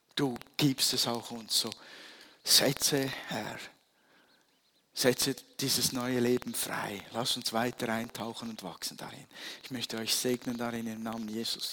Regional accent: Switzerland; als Schweizer bist du es gewohnt

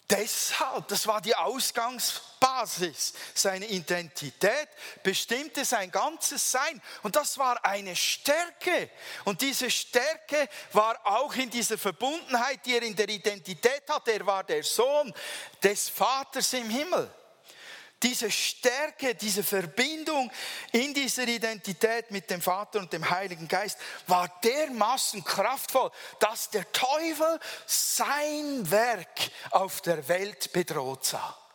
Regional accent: Switzerland; Weil man hat ja ein Bild von uns Schweizer, man denkt so, wir seien alle unglaublich trockene, staubtrockene und sture Typen

